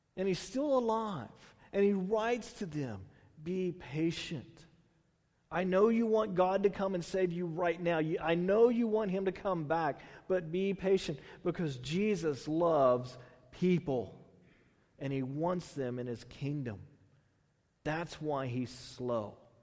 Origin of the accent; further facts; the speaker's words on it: Houston, Texas, United States; also born or lived in Bay Area, California; now in Tulare, United States; I grew up in Houston. I, you know, then we moved to the Bay Area, and then coming out here